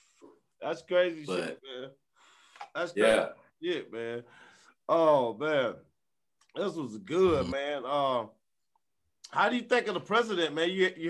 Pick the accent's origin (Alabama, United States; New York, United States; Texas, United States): Alabama, United States; Prichard; I'm one from Pritchett.